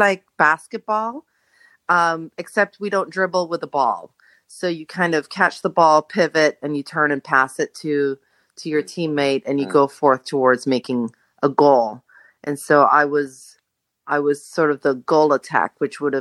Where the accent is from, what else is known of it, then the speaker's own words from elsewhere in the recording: Jamaica; now in Los Angeles, United States; I am Jamaican. I grew up in Jamaica, born and raised